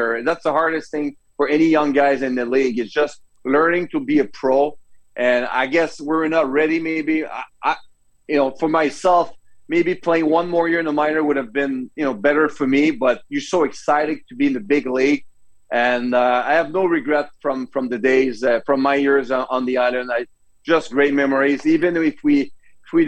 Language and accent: English; Canada; accent: French; English is a second language